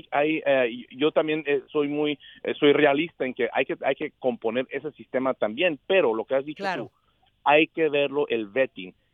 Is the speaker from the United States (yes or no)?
yes; Texas, United States; yo soy de ahí, de Texas, nacido aquí, de esta frontera